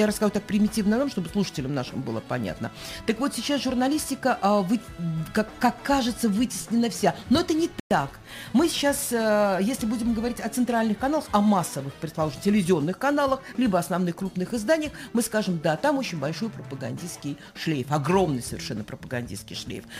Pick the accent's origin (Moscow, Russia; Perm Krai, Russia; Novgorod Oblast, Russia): Novgorod Oblast, Russia; Chudovo; now in Saint Petersburg, Russia; Энергия моя из Чудога Новгородской области, откуда я родом, от мамы и папы